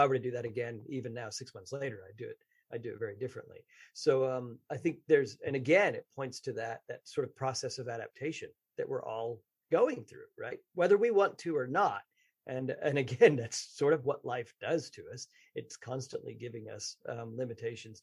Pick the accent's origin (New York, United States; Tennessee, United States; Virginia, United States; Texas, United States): Texas, United States; I grew up in Texas